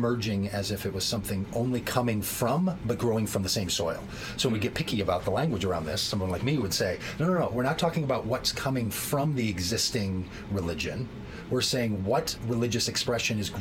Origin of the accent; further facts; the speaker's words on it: Minnesota, United States; I grew up here in Minnesota, and when you grow up in the farm belt of the United States